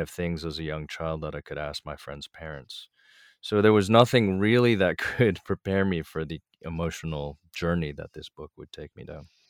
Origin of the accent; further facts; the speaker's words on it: East Coast, United States; I grew up a kinda very East Coast, you know, late twentieth century kind of upbringing